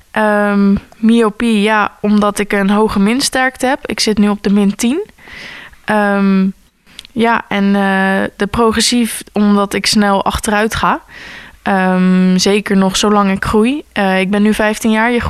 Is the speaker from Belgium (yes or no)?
no; Gorinchem, South Holland, Netherlands; born there; Ik ben in Gorkum geboren